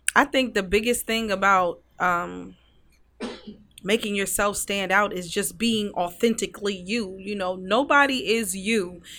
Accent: Newport News, Virginia, United States; I grew up in the seven five seven in Newport News

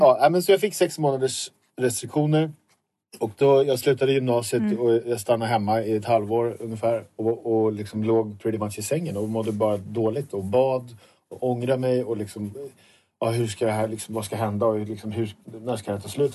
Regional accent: suburb of Stockholm, Stockholm County, Sweden; jag bor i, utanför Stockholm i en förort som jag kommer ifrån.

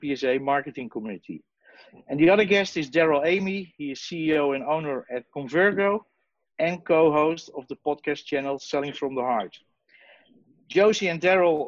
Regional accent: Amsterdam, North Holland, Netherlands; I'm from the Netherlands, Amsterdam.

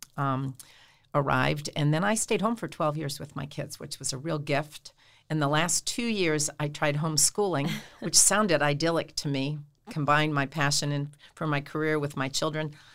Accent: Hauppauge, New York, United States; moved away as an adult; now in Steubenville, United States; I am from Hapag, Long Island, a little town in Suffolk County, and I grew up and went to school there my whole life

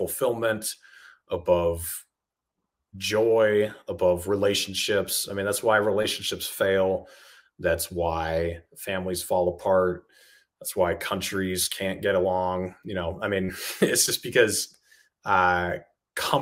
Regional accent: New Hampshire, United States; since I grew up in New Hampshire, I know the state very well

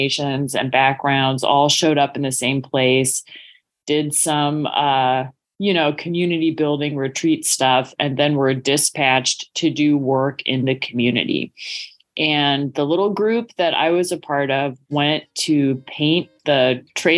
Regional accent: Pacific Northwest, United States; as a kid growing up in the Pacific Northwest

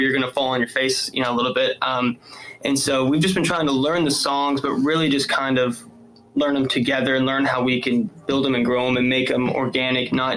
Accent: Farmersville, Texas, United States; also born or lived in McKinney, Texas; I grew up in Farmersville.

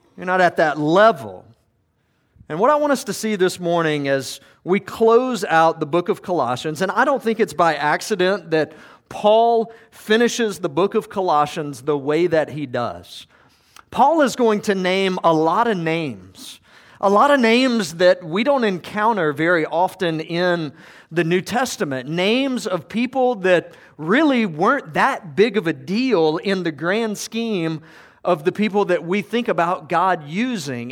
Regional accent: Georgia, United States; I grew up in Georgia

